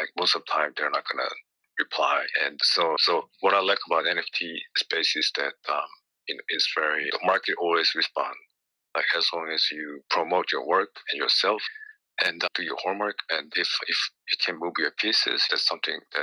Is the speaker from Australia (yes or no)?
no; South Korea; I was trained as a musician growing up in Korea